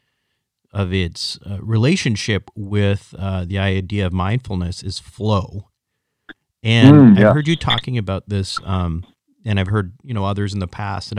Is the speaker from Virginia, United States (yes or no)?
no; Minnesota, United States; I was completely obsessed with ice hockey growing up in Minnesota